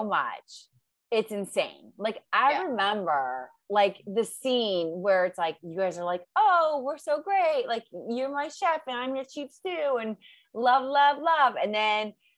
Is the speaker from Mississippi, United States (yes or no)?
no; Ohio, United States; I'm from Ohio, like Midwest